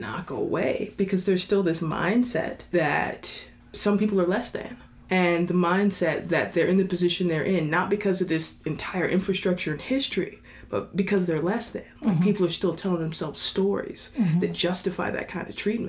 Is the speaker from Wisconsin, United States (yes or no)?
no; Kentucky, United States; moved away; Growing up in Kentucky